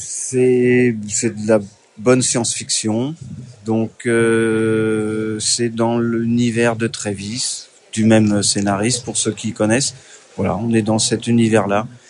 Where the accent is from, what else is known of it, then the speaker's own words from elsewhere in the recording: Deux-Sèvres, Nouvelle-Aquitaine, France; je suis des Deux-Sèvres